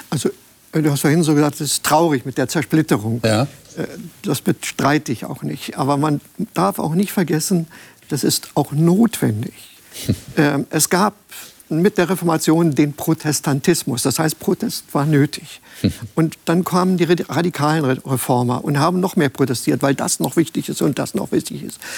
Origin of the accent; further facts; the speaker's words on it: Germany; moved away; Wenn ich als Deutscher ins Ausland gegangen bin und habe im Ausland gelebt